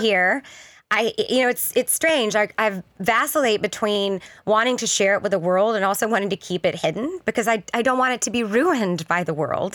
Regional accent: the South, United States; moved away as an adult; now in Kansas City, United States; I grew up in the South, born and raised, but this is, Kansas City is home

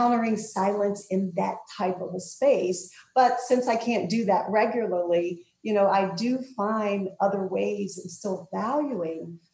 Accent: New Jersey, United States; I'm from New Jersey, and we lived about an hour and a half away from the shore and would go down the shore, as New Jerseyans say

